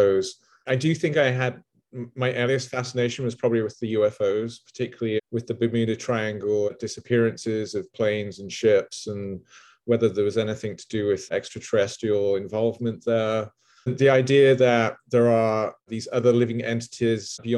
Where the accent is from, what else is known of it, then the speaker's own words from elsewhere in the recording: England, United Kingdom; growing up in England